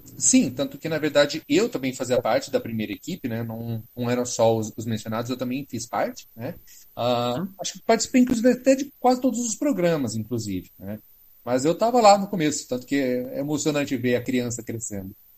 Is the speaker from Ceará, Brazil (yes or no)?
no; Paraná, Brazil; also born or lived in Londrina, Paraná; eu morava em Londrina, no Paraná. Sim, eu sou paranaense